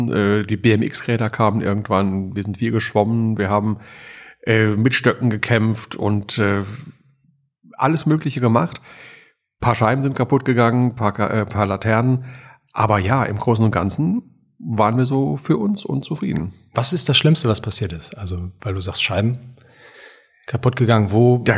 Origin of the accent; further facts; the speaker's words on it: Germany; Wo bist du groß geworden? In der Eifel, in der schönen mhm. Eifel. Da gab es auch weit und breit keinen Karstadt